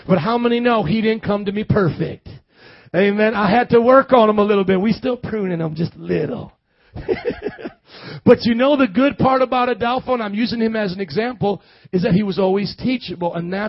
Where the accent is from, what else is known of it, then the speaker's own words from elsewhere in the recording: Midwest, United States; I was born and raised in the Midwest, never spent more than a week in the South except on vacation with my family, and I am preaching with a Southern accent.